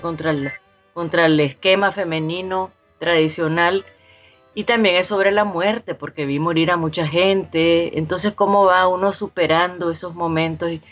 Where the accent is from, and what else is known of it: Nicaragua